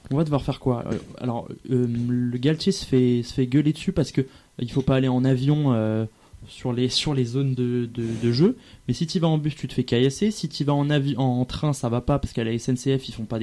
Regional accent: Paris, Île-de-France, France; et pourtant, je suis parisien, loin de moi l'idée de défendre

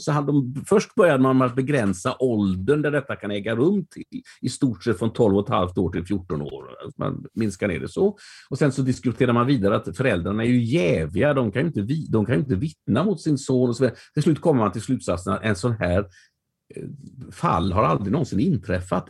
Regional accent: Västergötland, Västra Götaland, Sweden; mig som västgöte

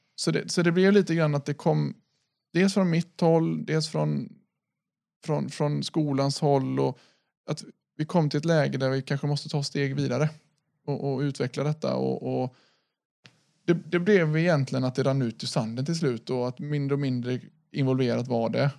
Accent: Sweden; vi är svenskar

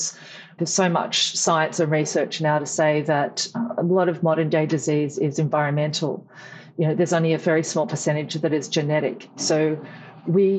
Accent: Tamworth, New South Wales, Australia; also born or lived in Wagga Wagga, New South Wales; now in Newcastle, Australia; I grew up in Tamworth, New South Wales

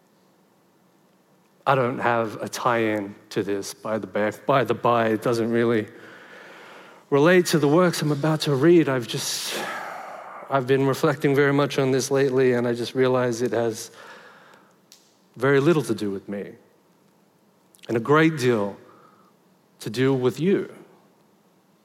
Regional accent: Sydney, New South Wales, Australia; I was born in Liverpool in Western Sydney.

